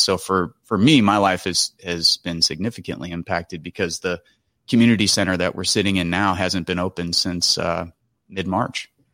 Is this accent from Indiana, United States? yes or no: yes; Michigan City, Indiana, United States; also born or lived in Chicago, Illinois / Chesterton, Indiana; I grew up in Rust Belt towns like the south side of Chicago, Chesterton, Indiana, Michigan City, Indiana